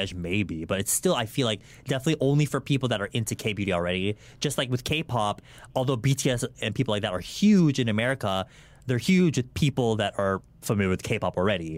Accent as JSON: {"language": "English", "region": "California", "country": "United States", "tie": "born or raised there", "also_born_or_lived": "Guam / Philippines"}